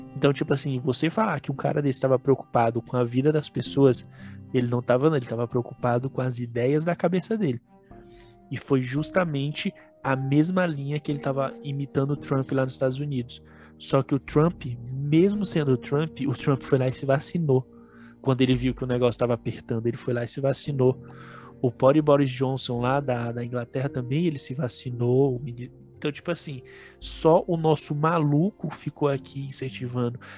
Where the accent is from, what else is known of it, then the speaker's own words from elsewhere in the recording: Brazil; Nós somos brasileiros raiz aqui, descendentes de índio